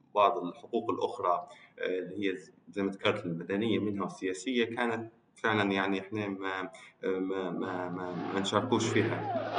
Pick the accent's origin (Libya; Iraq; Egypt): Libya; انا آه، ليبي